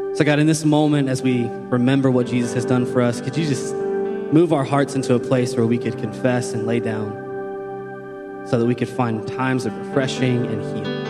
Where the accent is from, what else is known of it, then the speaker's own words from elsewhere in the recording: Shelbyville, United States; moved away as an adult; now in Columbus, United States; I was born and raised here in Shelbyville